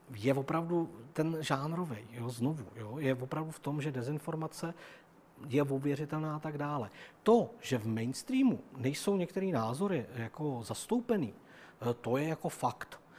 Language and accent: Czech; Czechia; also born or lived in Germany; narodil jsem se tady, mluvím tím jazykem, žiju tady s těma lidma, jsem Čech a žiju tady rád